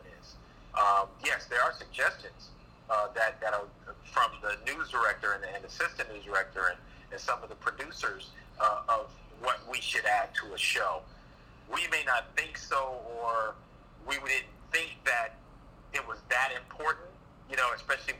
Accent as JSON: {"language": "English", "town": "Los Angeles", "region": "California", "country": "United States", "tie": "born or raised there", "also_born_or_lived": "Orlando, Florida", "moved": "yes", "lives_now": "New York, United States", "said": "I grew up in Los Angeles"}